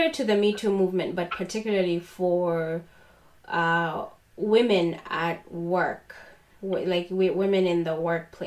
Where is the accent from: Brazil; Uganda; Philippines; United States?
Uganda; I grew up in Uganda